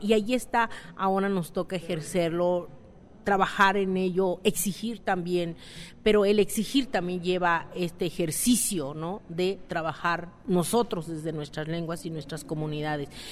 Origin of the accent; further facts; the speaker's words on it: San Juan Mixtepec, Oaxaca, Mexico; Soy del municipio de San Juan, Mixtepec, distrito de Santiago Lahuaca, Oaxaca